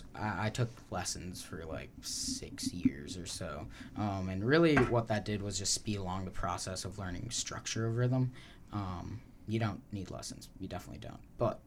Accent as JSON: {"language": "English", "region": "Wisconsin", "country": "United States", "moved": "yes", "lives_now": "Oregon, United States", "said": "I'm from Wisconsin."}